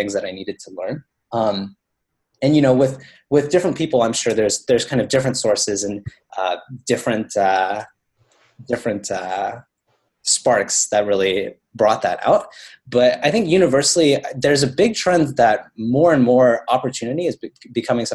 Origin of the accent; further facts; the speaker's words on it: Baton Rouge, Louisiana, United States; I grew up actually in Baton Rouge, Louisiana